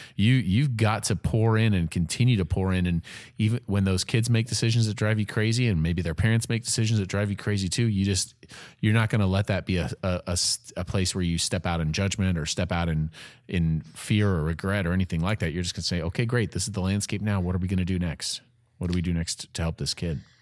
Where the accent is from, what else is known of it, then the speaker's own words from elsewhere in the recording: Peoria, Illinois, United States; now in Evansville, United States; I'm from Peoria, Illinois